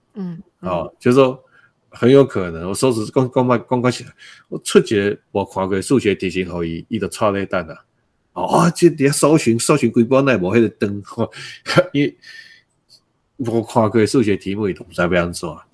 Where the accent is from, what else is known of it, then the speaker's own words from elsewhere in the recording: Taiwan; 我们台湾人是这个海洋的子民，海盗的，哦，都是甚至讲说我们是海盗的后代啊